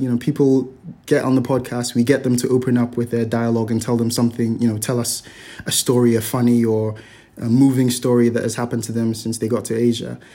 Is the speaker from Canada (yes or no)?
no; Nigeria; now in Hong Kong; growing up in Nigeria in the West